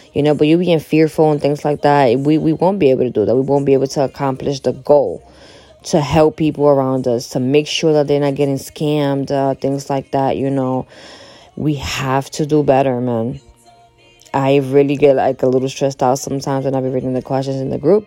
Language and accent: English; Dominican Republic; moved away; I'm from the Dominican Republic